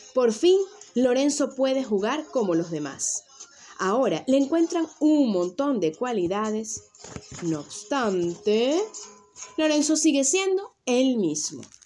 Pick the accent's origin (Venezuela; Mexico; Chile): Venezuela; moved away as an adult; also born or lived in Canary Islands, Spain; now in Tenerife, Spain; yo soy nacida en Venezuela, que es mi tierra natal, y actualmente vivo en las Islas Canarias, en España